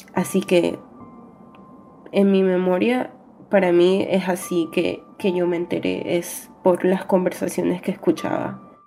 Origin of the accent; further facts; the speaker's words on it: New York, United States; Vivo en Nueva York, nací aquí en Nueva York